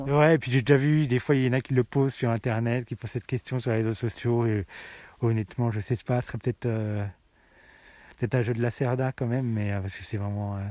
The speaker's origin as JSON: {"language": "French", "town": "Tarare", "region": "Auvergne-Rhône-Alpes", "country": "France", "said": "je viens de Tarare"}